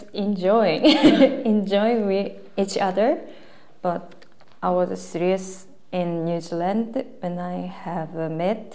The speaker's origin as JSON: {"language": "English", "region": "Seoul", "country": "South Korea", "second_language": "English", "said": "I'm from Korea in Seoul."}